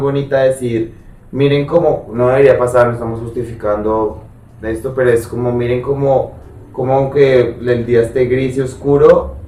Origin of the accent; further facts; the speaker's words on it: Colombia; yo soy de pueblo, pero pues en mi pueblo nunca pasó nada